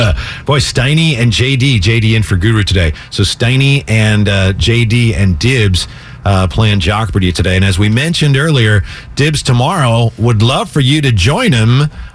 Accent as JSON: {"language": "English", "town": "Vallejo", "region": "California", "country": "United States", "said": "Well, I'm from Vallejo, so how do I say it?"}